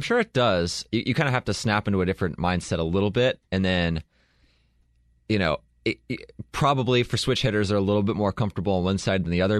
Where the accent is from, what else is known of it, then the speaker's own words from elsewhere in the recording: Southern California, United States; I grew up in Southern California